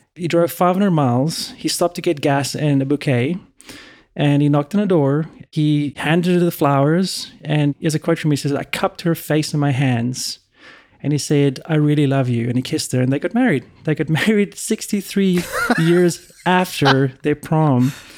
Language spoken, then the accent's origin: English; South Africa; also born or lived in Europe; now in United States; Growing up in South Africa and when I was in Europe for a long time